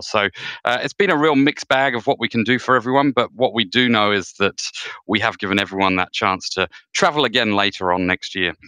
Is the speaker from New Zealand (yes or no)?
yes; New Zealand; as a Kiwi